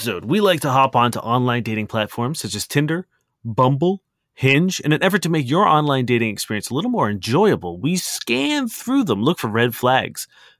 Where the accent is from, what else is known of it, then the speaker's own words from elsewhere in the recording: Ukraine; now in Lithuania; I'm from Ukraine, living and working in Lithuania for now.